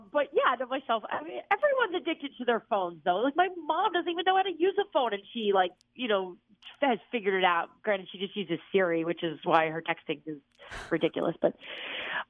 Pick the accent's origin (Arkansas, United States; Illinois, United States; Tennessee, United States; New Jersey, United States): New Jersey, United States; moved away; also born or lived in Virginia; I'm from New Jersey